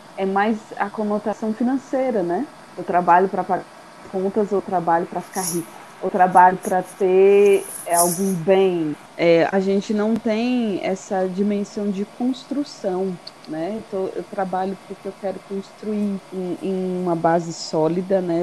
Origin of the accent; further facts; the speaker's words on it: São Paulo, Brazil; para mim, como paulista